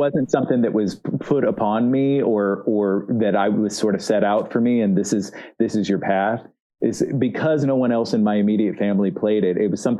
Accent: Missouri, United States; also born or lived in Kansas City / Memphis, Tennessee / Northwest Mississippi / Southern Arkansas; Yeah, so I grew up in Southeast Missouri mostly. I also lived a little bit in the Kansas City area and then in the Memphis, Tennessee area, Northwest Mississippi, to be exact. And in Southern Arkansas.

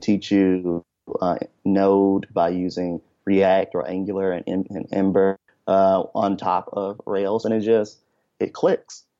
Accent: Memphis, Tennessee, United States; moved away as an adult; I'm originally from Memphis, Tennessee

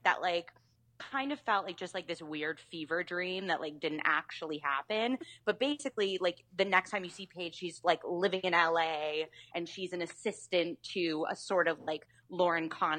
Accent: Canada

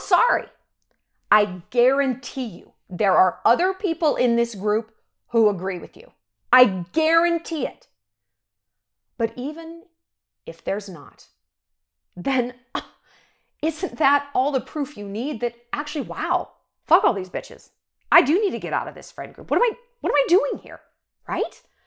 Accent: New York, United States; moved away; I'm from New York and I get real New York real quick

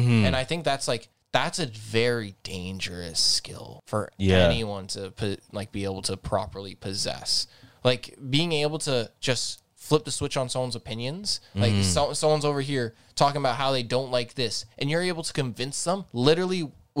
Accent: Azores, Portugal; I went to Portugal. I went to the island because I'm from the Azores.

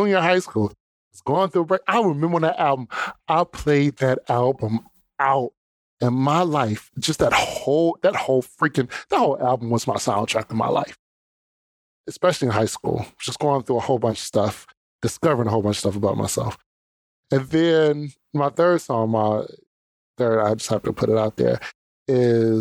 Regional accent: Detroit, Michigan, United States; Detroit raised me

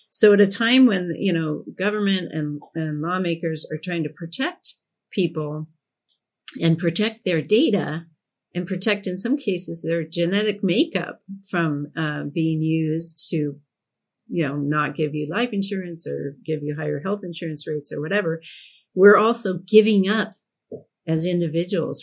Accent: Portland, Oregon, United States; when I was growing up in Portland

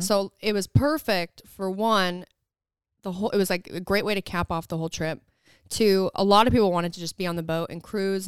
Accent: Southern Utah, United States; moved away; I'm from there. And so we really wanted to be able to showcase all of the things I grew up doing

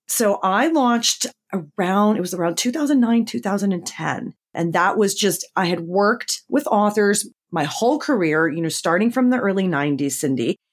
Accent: Connecticut, United States; I grew up in Connecticut

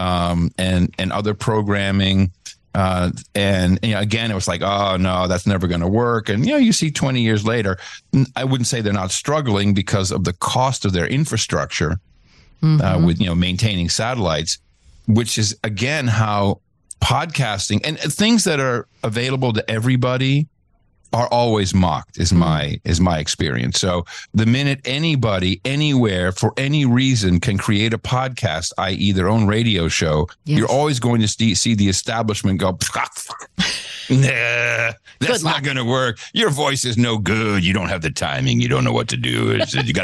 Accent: Netherlands; moved away; also born or lived in United States; in the Netherlands, where I grew up. I'm an American, but moved there when I was 7 with my folks.

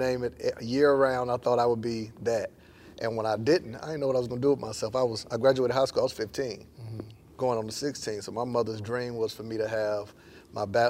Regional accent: Panama City, Florida, United States; moved away as an adult; also born or lived in Tallahassee, Florida; now in Atlanta, United States; I'm from Panama City, Florida

